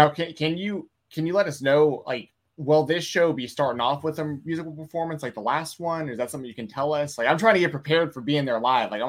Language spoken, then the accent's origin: English; Atlanta, Georgia, United States; growing up in Atlanta, you know, I listened to him. I listened